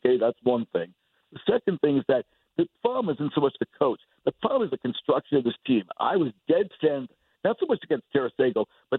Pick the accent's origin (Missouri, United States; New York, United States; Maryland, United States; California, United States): New York, United States; Port Chester; I grew up in Port Chester, Rybrook, New York.